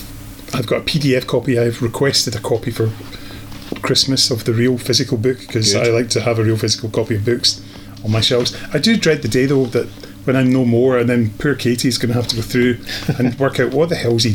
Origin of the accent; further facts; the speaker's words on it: Scotland, United Kingdom; as Scottish people